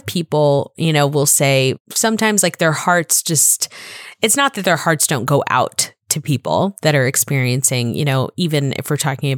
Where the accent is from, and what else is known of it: Florida, United States; born or raised there; also born or lived in Bronx, New York